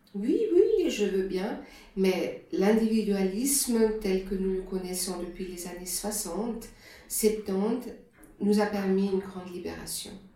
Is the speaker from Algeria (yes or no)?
no; Germany; accent: German; French is a second language; moved away as an adult; also born or lived in Switzerland; now in Lausanne, Switzerland; je suis allemande d'origine et je viens d'une région qui, est, qui était à cette époque-là, les années 60-70, euh, une région extrêmement homogène sur le plan religieux